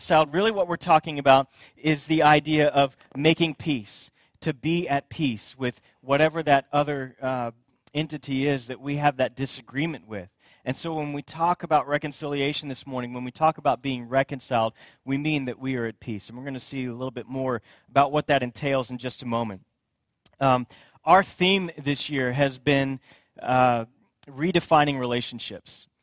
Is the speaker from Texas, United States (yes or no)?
yes; Friendswood, Texas, United States; also born or lived in Katy, Texas; I grew up in Friendswood, which is just outside of Houston, a little bitty town